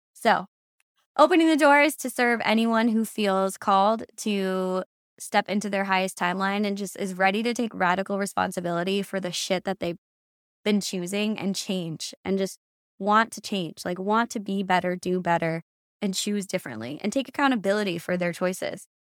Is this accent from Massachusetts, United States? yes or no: yes; Massachusetts, United States; moved away as an adult; now in San Diego, United States; I am born and raised in Massachusetts. I moved to San Diego, California six years ago